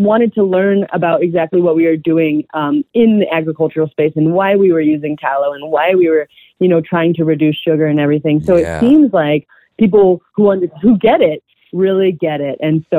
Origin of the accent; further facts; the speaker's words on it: California, United States; now in Colorado, United States; we came from Southern California where there's just like this huge diversity and just a lot of really great food. And when we came to Colorado